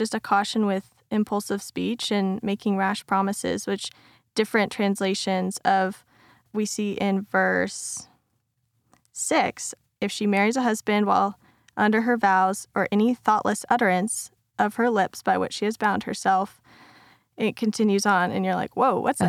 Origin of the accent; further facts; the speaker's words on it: Tucson, Arizona, United States; I grew up in Tucson, Arizona. And so, being Christian was definitely not the normal thing.